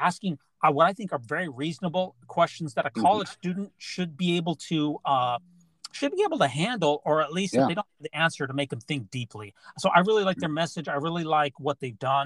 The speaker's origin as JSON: {"language": "English", "region": "Utah", "country": "United States", "tie": "born or raised there", "said": "I grew up in Utah. Mm-hmm. I lived in Utah County, which is 99% white."}